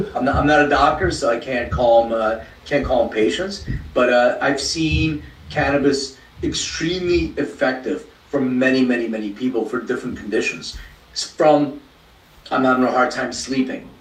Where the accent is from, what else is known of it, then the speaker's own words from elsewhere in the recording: Philadelphia, Pennsylvania, United States; now in Los Angeles, United States; I'm from Philly. I live in LA now